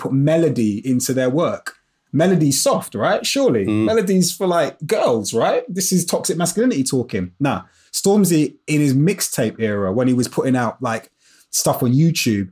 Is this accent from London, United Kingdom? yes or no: yes; London, United Kingdom; I grew up in Brixton in South London